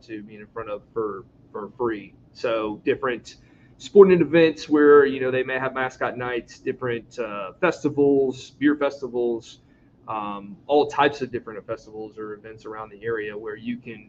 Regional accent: Chesapeake, Virginia, United States; moved away as an adult; also born or lived in Winston-Salem, North Carolina / Columbia, South Carolina; I grew up here in Chesapeake. You know, my formidable years, I'd say, here in Chesapeake, went to high school down the road.

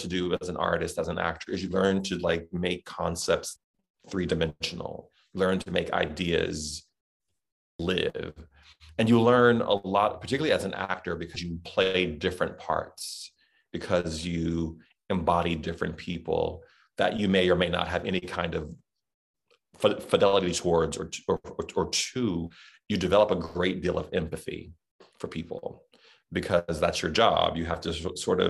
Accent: Southern, United States; accent: Southern; my Southern accent

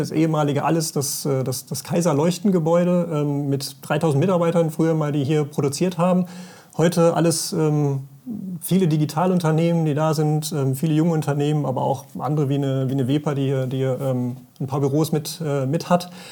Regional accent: Sauerland, North Rhine-Westphalia, Germany; also born or lived in Paderborn; ich komme auch hier weg

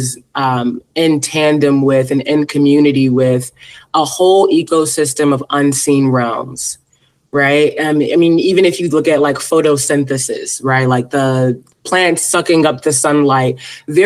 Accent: Philadelphia, Pennsylvania, United States; So I am originally from Philadelphia, Pennsylvania. I was raised Salafi Muslim.

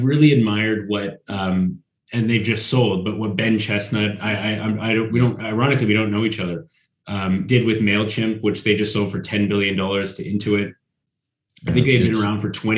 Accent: Northern Canada, Canada; now in Sweden; I'm from Northern Canada as well, where it's really, really cold.

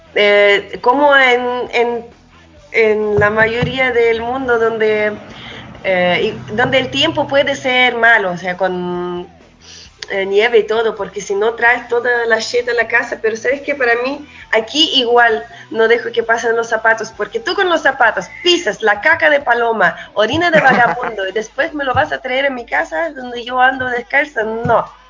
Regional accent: Chile; also born or lived in Russia; yo como músico en la realidad crecí más en Chile que en cualquier otro lado, por eso yo igual me considero un músico chileno con el toque de ruso.

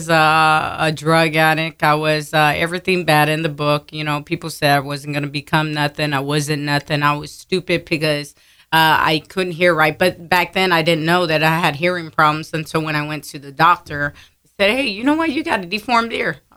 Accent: Pleasanton, Texas, United States; also born or lived in San Antonio; From there, my parents moved to Pleasanton, Texas.

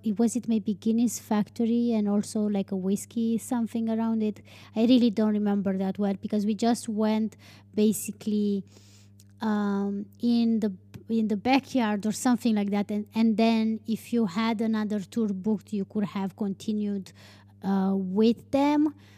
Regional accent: Romania; English is a second language; in Dublin was probably the first time when, when I was telling people that I'm from Romania.

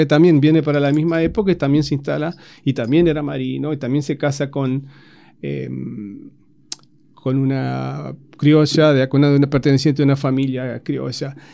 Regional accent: Argentina

